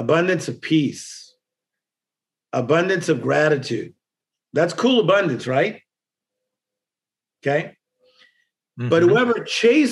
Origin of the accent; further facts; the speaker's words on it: Compton, California, United States; I'm from Compton